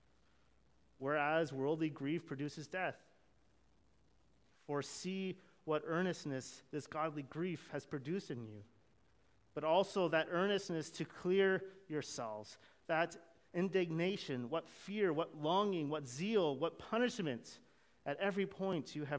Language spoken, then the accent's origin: English; Canada; I'm Canadian. I grew up in Canada